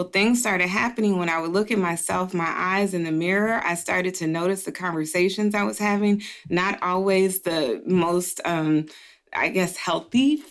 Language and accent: English; Dayton, Ohio, United States; moved away as an adult; also born or lived in Atlanta, Georgia / New York; I am originally from Dayton, Ohio. I was born and raised there